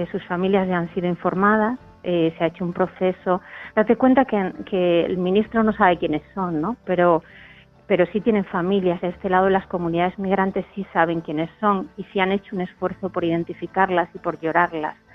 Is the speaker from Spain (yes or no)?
yes; Spain; yo soy una privilegiada, al fin y al cabo, ¿no? Soy una ciudadana del Estado español.